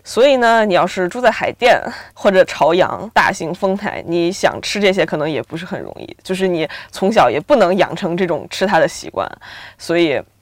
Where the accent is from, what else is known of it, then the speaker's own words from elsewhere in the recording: Beijing, China; 其实我不太算北京土著，我算是北京的二三代移民